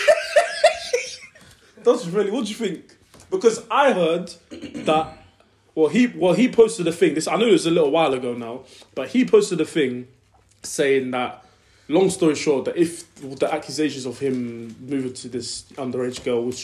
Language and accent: English; Lincoln, East Midlands, United Kingdom; we're from Lincoln